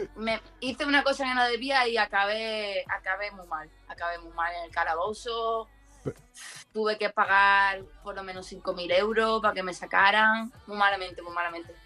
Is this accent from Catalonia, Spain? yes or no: no; Seville, Andalusia, Spain; moved away as an adult; now in Madrid, Spain; yo soy de Sevilla, de Triana